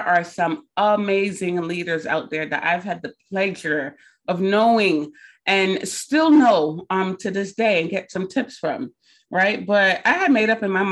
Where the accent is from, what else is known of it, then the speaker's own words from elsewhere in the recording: Barbados; moved away; I'm from Barbados originally. So sometimes your accent come out when you get real passionate about something.